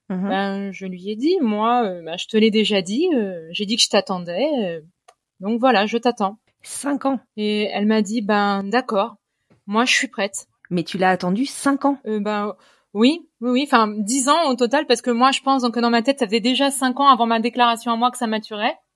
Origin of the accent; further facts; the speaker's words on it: Cher, Centre-Val de Loire, France; moved away as an adult; now in Corrèze, France; toujours chez moi dans le Cher.